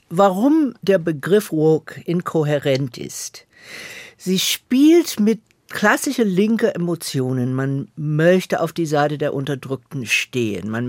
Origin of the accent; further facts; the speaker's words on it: Atlanta, Georgia, United States; German is a second language; moved away; Ich bin in Atlanta, Georgia während der Bürgerrechtsbewegung groß geworden und das hat mich sehr geprägt.